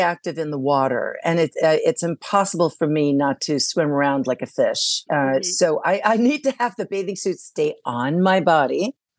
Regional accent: Saudi Arabia; So I grew up in Saudi Arabia, so that was like a little call to the Middle East.

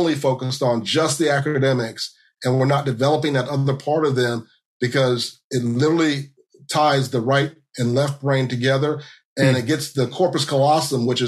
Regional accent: Central Florida, United States; I grew up in Central Florida.

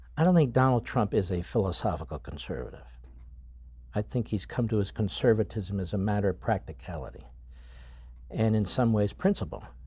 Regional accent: Philadelphia, Pennsylvania, United States; me as a Philadelphian

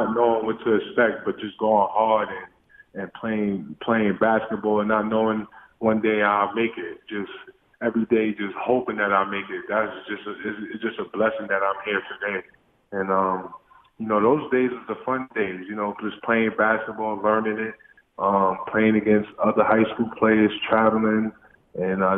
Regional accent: New York City, New York, United States; Growing up in Coney Island, you know, it's tough.

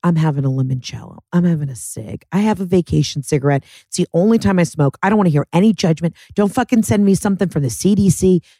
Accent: United States; I love that I'm the American

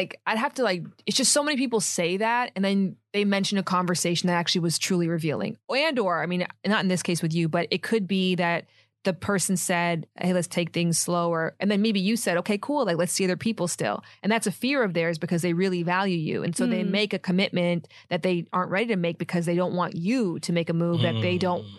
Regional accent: Toronto, Ontario, Canada

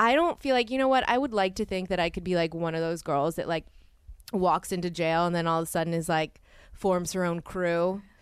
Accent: New Orleans, Louisiana, United States; moved away; I grew up in New Orleans

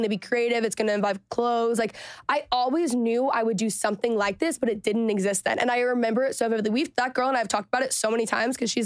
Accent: Texas, United States; I grew up in Texas

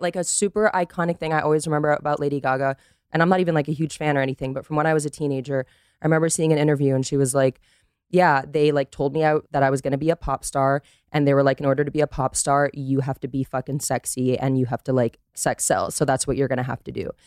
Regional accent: Costa Rica; born and raised in Costa Rica, American father, Dutch mother

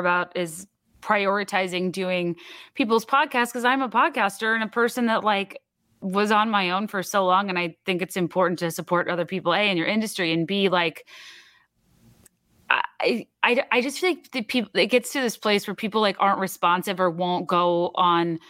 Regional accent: East Coast, United States; moved away as an adult; now in Chicago, United States; I grew up on the East Coast

